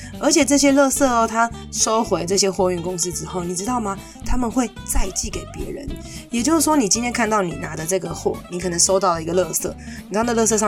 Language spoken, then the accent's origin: Chinese; Taiwan; 我们台湾人